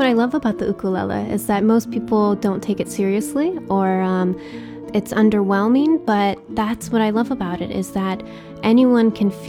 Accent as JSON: {"language": "English", "region": "Hawaii", "country": "United States", "tie": "born or raised there", "said": "I grew up living in Hawaii"}